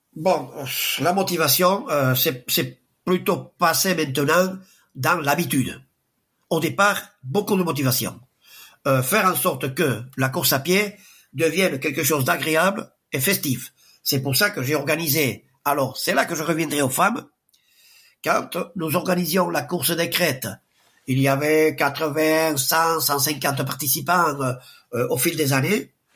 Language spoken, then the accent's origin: French; Sparin, Nouvelle-Aquitaine, France; now in Espelette, France; je suis pas né à Espelette, je suis né à Sparin.